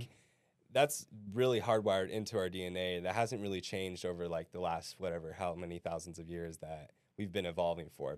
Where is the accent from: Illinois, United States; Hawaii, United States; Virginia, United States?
Hawaii, United States; now in Arizona, United States; I grew up in Hawaii